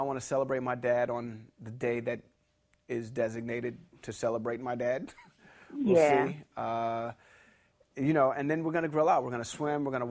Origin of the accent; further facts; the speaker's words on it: New York City, New York, United States; now in Los Angeles, United States; I grew up in New York City, and I grew up in a high-rise apartment